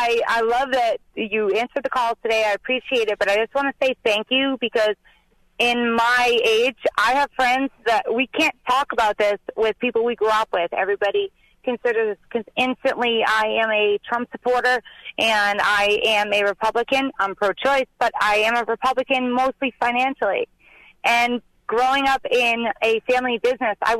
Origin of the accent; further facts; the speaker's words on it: Randolph, Massachusetts, United States; I'm from Randolph, Massachusetts.